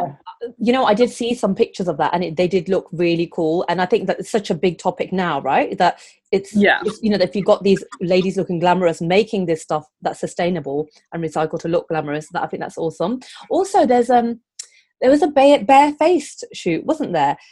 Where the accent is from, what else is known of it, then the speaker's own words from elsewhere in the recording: Coventry, West Midlands, United Kingdom; Coventry, my hometown.